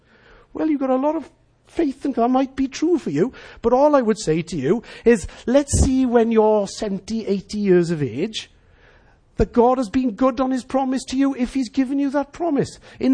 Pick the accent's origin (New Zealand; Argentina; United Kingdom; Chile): United Kingdom; Wales; as Welsh people